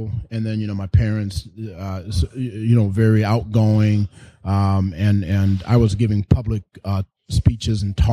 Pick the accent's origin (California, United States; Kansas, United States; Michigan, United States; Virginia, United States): Michigan, United States; Grand Rapids; moved away as an adult; also born or lived in Novi, Michigan / Detroit, Michigan; I was born and raised in Grand Rapids, Michigan